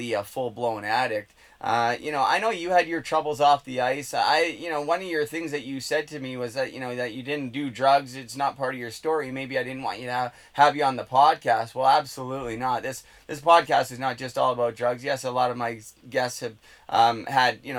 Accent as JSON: {"language": "English", "town": "Port Coquitlam", "region": "British Columbia", "country": "Canada", "said": "I'm from Port Coquitlam"}